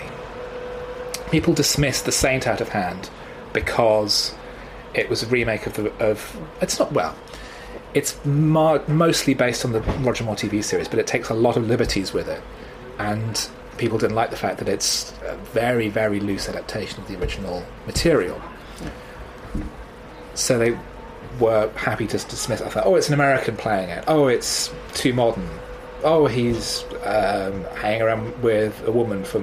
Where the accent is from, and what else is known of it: United Kingdom